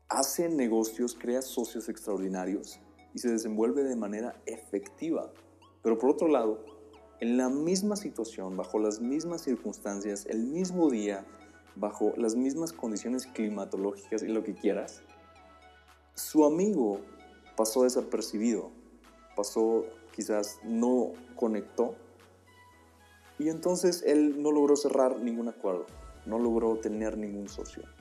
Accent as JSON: {"language": "Spanish", "region": "Oaxaca", "country": "Mexico", "lives_now": "Puebla, Mexico", "said": "Eso fue lo que yo eh, atravesé cuando me mudé del estado de Oaxaca al estado de Puebla."}